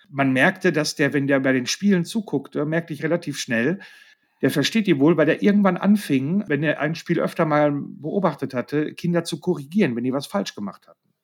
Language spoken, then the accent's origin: German; Marl, North Rhine-Westphalia, Germany; in meiner Heimatstadt in Marl